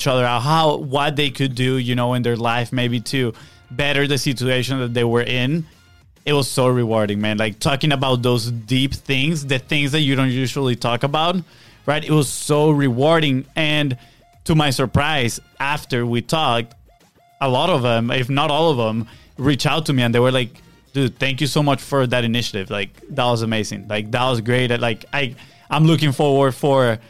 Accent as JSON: {"language": "English", "country": "Venezuela", "tie": "born or raised there", "moved": "yes", "lives_now": "United States", "said": "I have this group of friends that we grew up together back in Venezuela"}